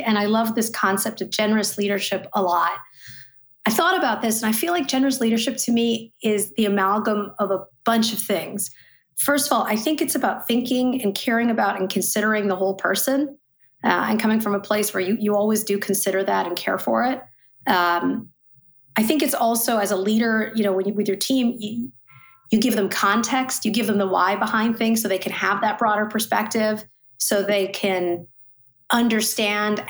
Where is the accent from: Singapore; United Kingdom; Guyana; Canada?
Canada; Saskatchewan; also born or lived in Ottawa, Canada; now in New York City, United States; I was born in Ottawa, but grew up in Saskatchewan, Canada. So I live in New York City now.